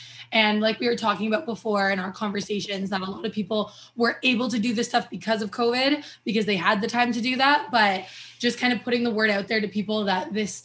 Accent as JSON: {"language": "English", "town": "Toronto", "region": "Ontario", "country": "Canada", "tie": "born or raised there", "also_born_or_lived": "Alberta", "moved": "as an adult", "said": "I'm originally from Toronto, Ontario"}